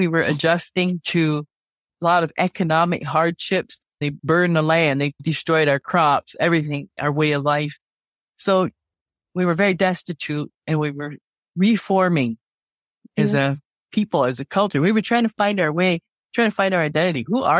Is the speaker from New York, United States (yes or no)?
yes; Salamanca, New York, United States; And I've lived in this area, Western New York, all of my life. I was born and raised in Salamanca on the Allegheny Reservation, Allegheny Territory, we call it, and went to school in Salamanca.